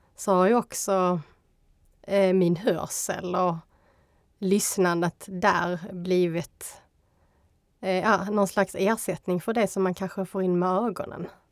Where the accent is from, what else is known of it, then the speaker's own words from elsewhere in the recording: Skåne, Sweden; accent: Scanian dialect; jag är kvinna, jag är skåning